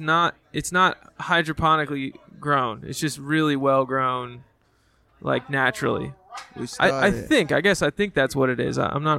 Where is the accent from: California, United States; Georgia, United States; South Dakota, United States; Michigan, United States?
Georgia, United States; Atlanta; moved away; I'm from Atlanta.